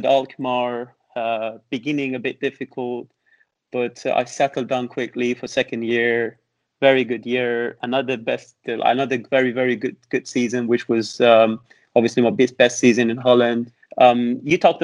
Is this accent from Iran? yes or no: yes; Iran; English is a second language; moved away as an adult; also born or lived in Tehran / Netherlands; now in England; back home in Iran, we learn a little bit Arabic as well